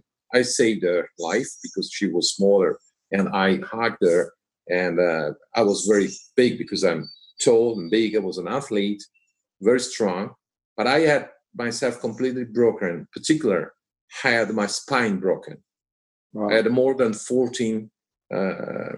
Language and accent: English; Liguria, Italy; Our house is in another region, is at the seaside. Right. We are from Liguria